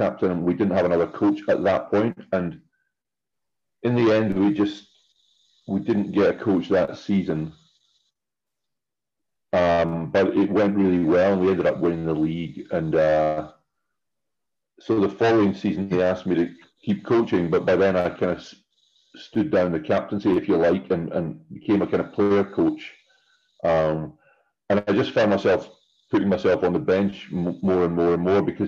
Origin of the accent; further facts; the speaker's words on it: Scotland, United Kingdom; moved away as an adult; also born or lived in Luxembourg; I'm originally from Scotland, but for the last, 20 years or nearly, I've been out and about in Europe and been coaching